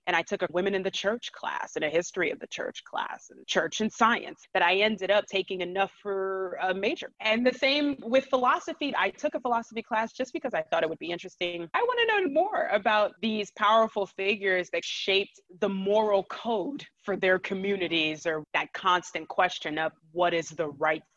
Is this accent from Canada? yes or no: no; United States; moved away as an adult; also born or lived in Liberia; now in Prague, Czech Republic; I was growing up in the States after immigrating over at a pretty young age.